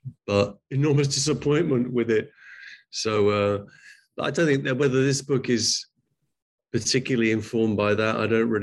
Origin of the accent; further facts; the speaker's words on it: England, United Kingdom; I'm from England.